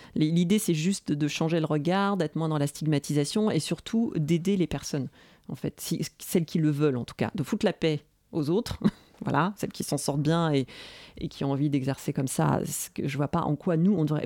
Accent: Nantes, Pays de la Loire, France; je suis nantaise

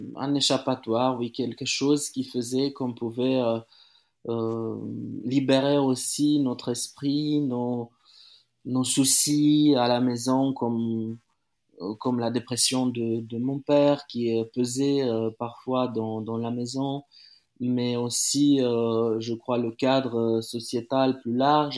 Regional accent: Timișoara, Timiș County, Romania; moved away; à Timisoara, ma, ma, ma, ma ville natale.

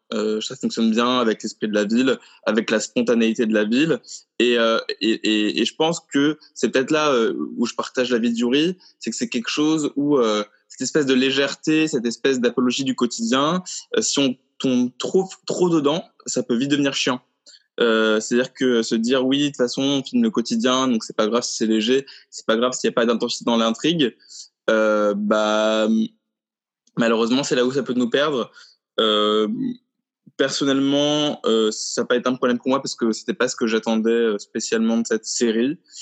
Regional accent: Paris, Île-de-France, France; en tant que Parisien

